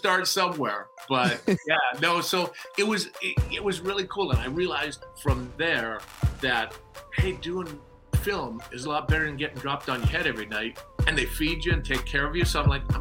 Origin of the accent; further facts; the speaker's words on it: Saskatoon, Saskatchewan, Canada; I grew up in Saskatoon, Saskatchewan